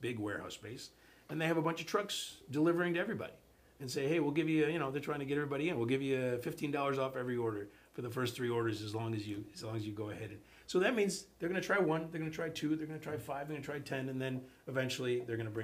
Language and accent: English; Chicago, Illinois, United States; moved away as an adult; now in South Florida, United States; I'm from Chicago. They were doing that when I was a kid in Chicago